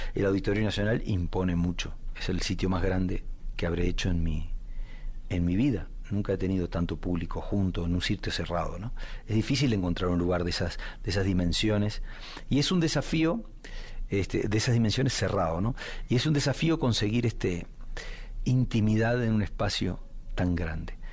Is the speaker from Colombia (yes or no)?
no; Uruguay; Yo me, crié, en una casa con dos padres de orígenes muy diferentes. Mi padre nació en Alemania, este, como judío alemán, escapó de Alemania con cuatro años con sus padres en el 39 vivió en Bolivia un tiempo y entró como inmigrante en Uruguay, donde conoció a mi madre que ya venía de muchas generaciones de uruguayos